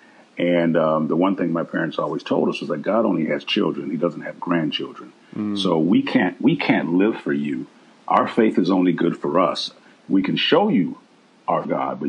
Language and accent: English; Milwaukee, Wisconsin, United States; I'm from Milwaukee, Wisconsin, and I grew up on the north side in the inner city.